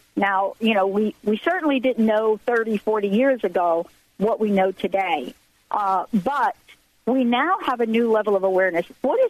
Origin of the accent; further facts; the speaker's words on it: East Coast, United States; Even though I'm from the East Coast, this show is broadcast out of Washington State, out of Seattle and Bellevue.